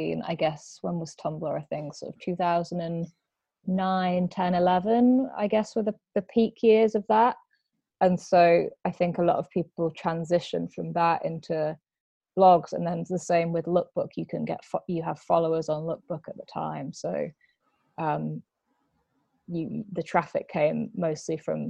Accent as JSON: {"language": "English", "area": "near Blackburn, East Lancashire", "region": "North West England", "country": "United Kingdom", "tie": "born or raised there", "moved": "as an adult", "lives_now": "London, United Kingdom", "said": "I grew up near Blackburn, which is a town in East Lancashire, sort of Manchester way"}